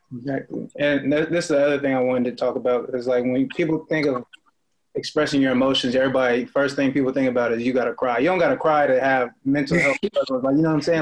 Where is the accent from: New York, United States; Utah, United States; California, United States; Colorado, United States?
California, United States; Oakland; coming from the Bay Area, like I'm from Oakland